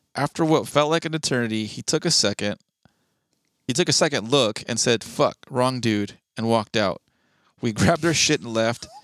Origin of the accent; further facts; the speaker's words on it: California, United States; being a Californian